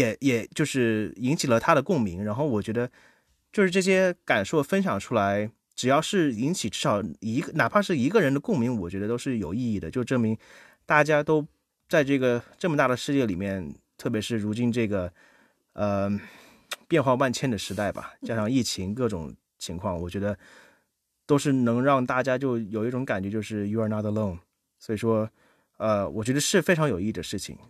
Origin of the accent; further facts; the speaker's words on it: China; now in Germany; 我其实个人的感受在这边，作为中国人在德国这边已经快十年